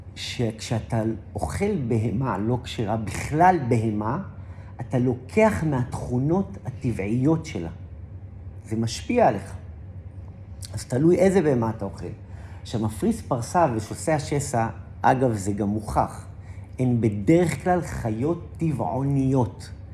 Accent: Safed, Northern District, Israel; born or raised there

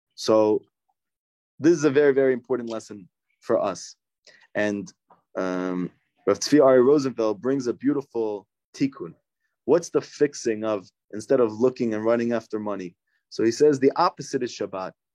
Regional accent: United States; also born or lived in New Jersey; growing up in New York and New Jersey

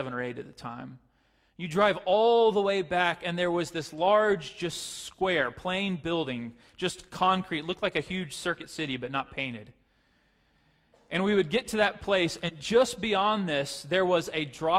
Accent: Pace, Florida, United States; The town that I grew up in is a little town called Pace, Florida.

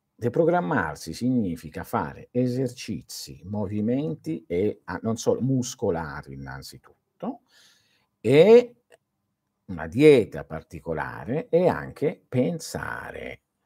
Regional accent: Manduria, Apulia, Italy; moved away; nel mio paese a Manduria non si facevano certe cose

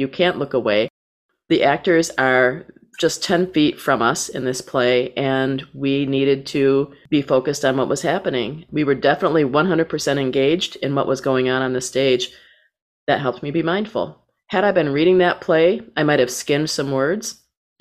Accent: Saginaw, Michigan, United States; my hometown of Saginaw, Michigan

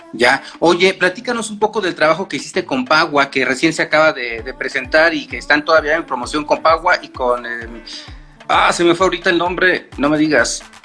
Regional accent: Mexico; como mexicanos, estamos acostumbrados a consumir esa cumbia

